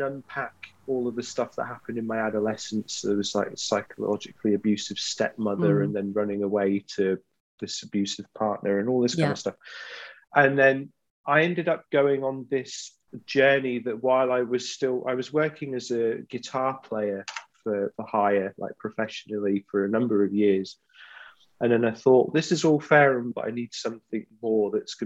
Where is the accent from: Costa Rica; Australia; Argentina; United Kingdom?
United Kingdom; East Midlands; also born or lived in Glasgow, Scotland; I grew up in the East Midlands. I was born just outside of Glasgow. So my dad's Scottish. And then we moved down to England, I think, when I was 3 or 4